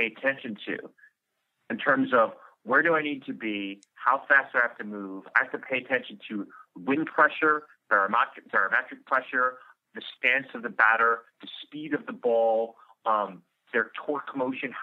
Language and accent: English; New York City, New York, United States; I'm from New York City